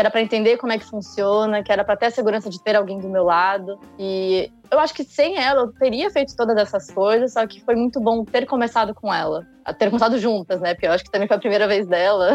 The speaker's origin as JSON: {"language": "Portuguese", "region": "São Paulo", "country": "Brazil", "said": "eu sou de São Paulo"}